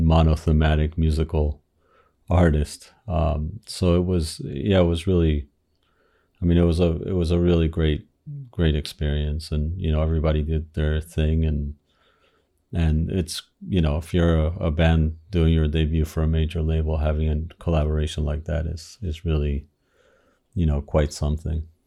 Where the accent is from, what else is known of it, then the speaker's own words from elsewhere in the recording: Miami, Florida, United States; also born or lived in Argentina; I grew up in Miami. I was born in, in Argentina, uh, moved to Miami when I was a kid